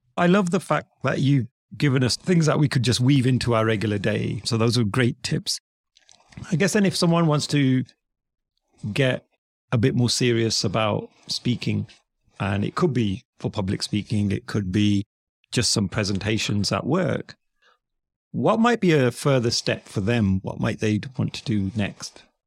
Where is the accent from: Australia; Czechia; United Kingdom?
United Kingdom; also born or lived in United States; as a Brit, someone in the U K